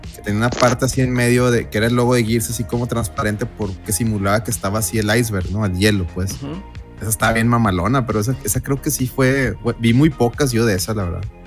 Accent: Mexico; como mexicanos

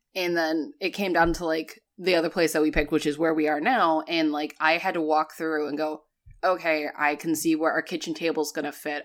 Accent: New England, United States; moved away; growing up in New England

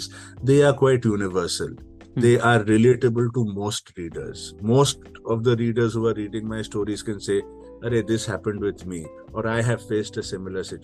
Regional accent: Kolkata, West Bengal, India; moved away as an adult; also born or lived in Mumbai, India / London, United Kingdom; I came back to India, to my hometown in Calcutta, to run my family business, which is homeopathy

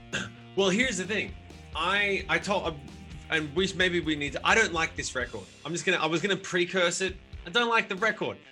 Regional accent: Sydney, New South Wales, Australia; now in United States; I grew up in Sydney

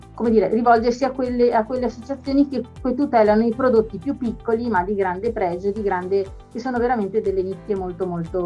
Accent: Veneto, Italy; la mia regione d'origine, il Veneto

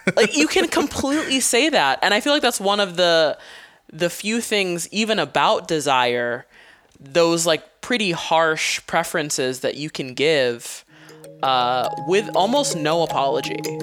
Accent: Hawaii, United States; moved away as an adult; having lived, um, on an island my whole life

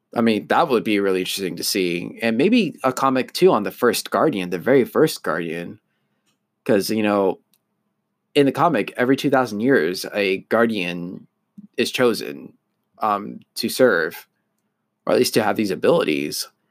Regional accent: United States; I was born in the U S, I'm an, I'm an American

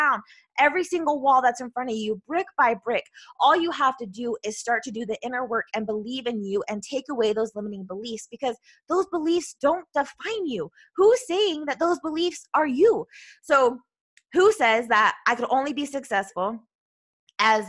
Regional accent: Utah, United States; I'm from Utah, so we just don't pronunciate, I don't know, all the things.

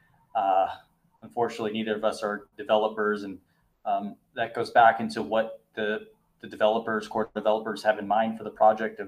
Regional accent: United States; as an American

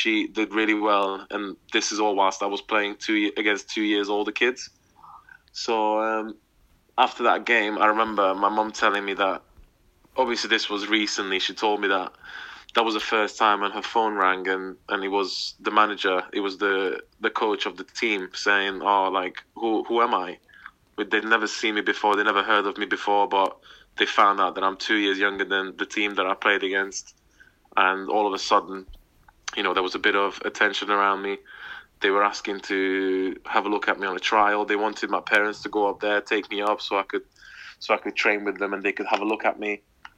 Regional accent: Hungary; now in England; when I was playing for my hometown team, we were about 2.5, 3 hours from Budapest, from the capital.

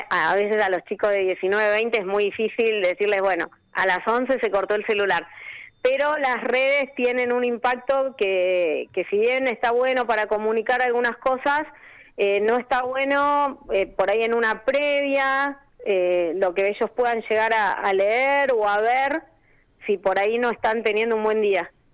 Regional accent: Neuquén, Argentina; also born or lived in Cipolletti, Río Negro / Buenos Aires / Spain; yo soy de Neuquén

